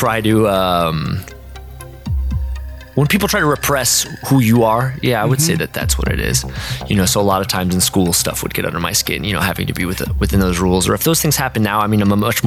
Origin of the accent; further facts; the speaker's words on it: Portland, Oregon, United States; Born and raised in Portland, Oregon